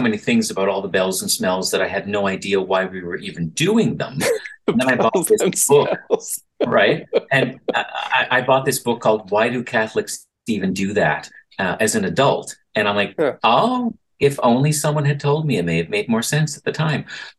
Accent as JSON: {"language": "English", "town": "Sydney", "region": "Nova Scotia", "country": "Canada", "said": "I'm from Cape Breton, right from the soul-sucking pit of despair of Sydney itself."}